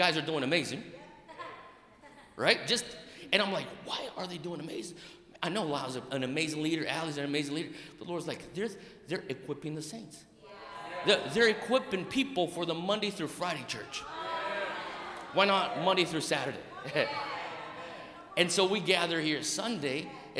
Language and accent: English; Brazil; moved away; also born or lived in United States; I'm half Japanese, half Italian, born and raised in Brazil, educated in America, got a Greek name and a Hawaiian soul